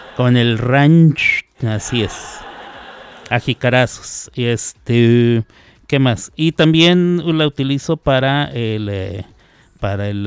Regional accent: Mexico; somos presumidos los mexicanos

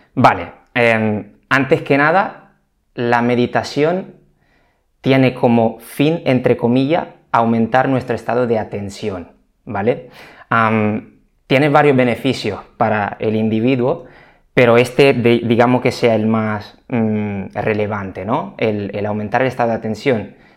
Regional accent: Italy; moved away as an adult; now in Spain; soy italiano, aunque lleve más de 10 años en España ya

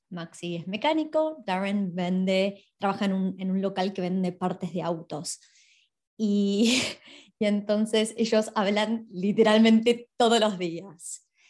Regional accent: Argentina; now in Australia; yo soy de Argentina

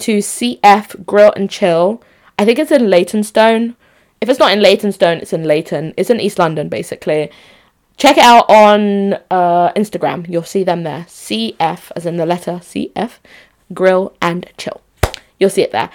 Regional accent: Onitsha, Anambra, Nigeria; also born or lived in Enugu; I, Nigerian babe, born in Onitsha. No, I was born in Enugu, who am I lying? But Onitsha babe, Onitsha Central.

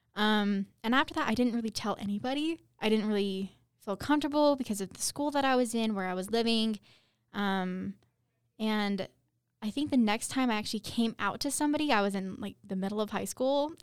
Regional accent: Utah, United States; I'm from Utah

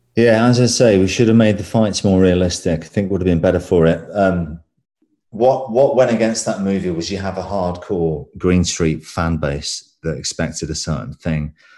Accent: England, United Kingdom; I'm English

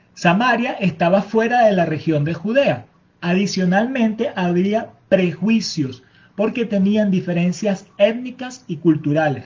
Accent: Venezuela; nuestra cultura venezolana. Les mostramos nuestros bailes, nuestra forma de hablar

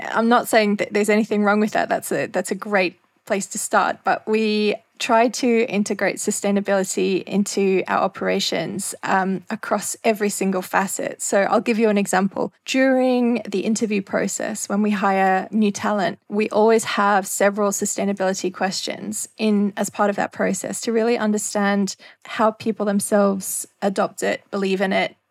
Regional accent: Australia; moved away as an adult; now in Maldives; I went to work for a newspaper in Australia, in my hometown

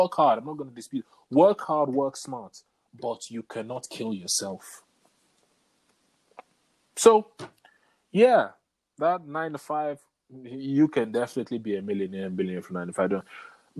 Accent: England, United Kingdom; growing up in England.

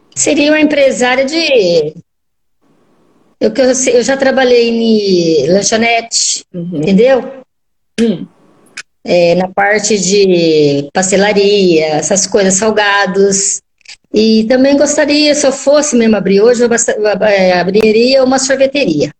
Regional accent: Arapongas, Paraná, Brazil; Eu sou de Arapongas, Paraná

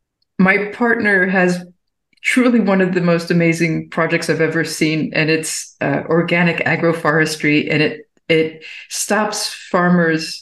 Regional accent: Baltimore, Maryland, United States; now in Berlin, Germany; I'm from Baltimore originally

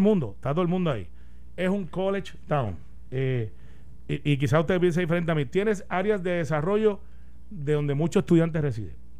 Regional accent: Puerto Rico; yo soy orgulloso de ser puertorriqueño

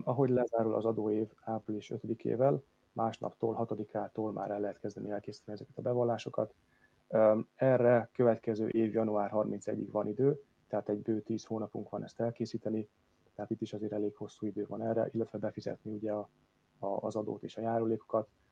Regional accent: Hungary; moved away as an adult; now in England, United Kingdom

